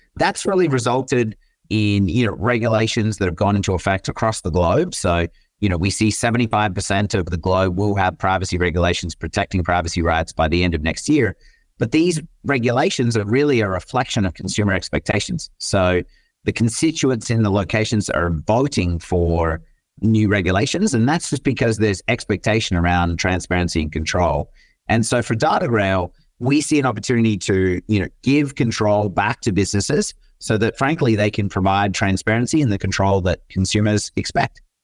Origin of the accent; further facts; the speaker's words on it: Australia; moved away as an adult; also born or lived in Michigan / Netherlands / Germany / Japan; now in San Francisco, United States; I grew up in Australia, as folks will probably figure out throughout the episode, but now reside in San Francisco